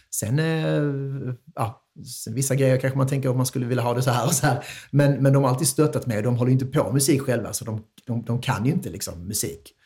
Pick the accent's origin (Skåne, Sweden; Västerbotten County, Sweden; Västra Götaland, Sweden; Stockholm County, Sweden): Skåne, Sweden; Vellinge; jag är från Vellinge, absolut. Jag eh, växte upp här